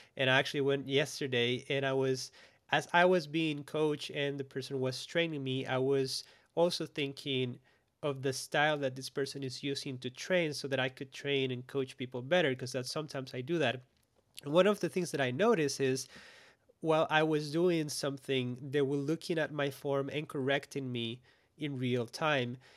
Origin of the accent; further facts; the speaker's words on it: Costa Rica; born and raised in Costa Rica